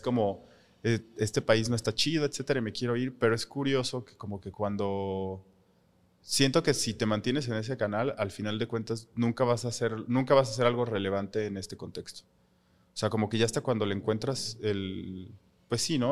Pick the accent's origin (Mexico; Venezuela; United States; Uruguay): Mexico; nosotros como mexicanos